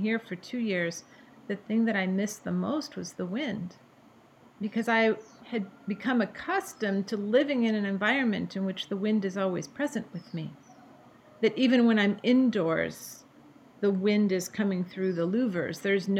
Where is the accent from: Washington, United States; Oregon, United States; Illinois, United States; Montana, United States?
Washington, United States; Bellevue; I grew up in Bellevue, Washington. That's where I was born.